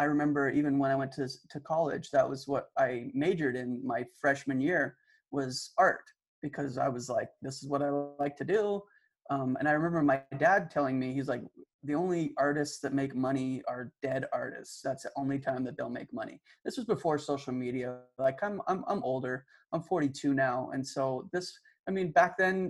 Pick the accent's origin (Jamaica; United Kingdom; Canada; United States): Canada; Calgary, Alberta; I grew up in Calgary, Alberta